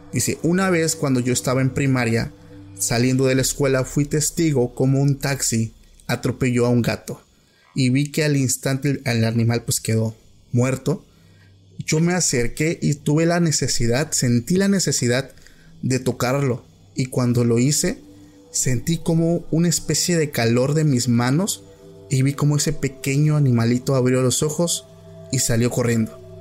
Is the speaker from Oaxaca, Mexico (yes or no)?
yes; Oaxaca, Mexico; yo soy de Oaxaca